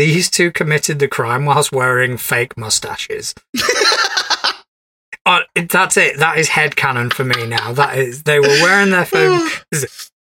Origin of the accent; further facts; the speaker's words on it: East Midlands, United Kingdom; I'm from Nottinghamshire in England.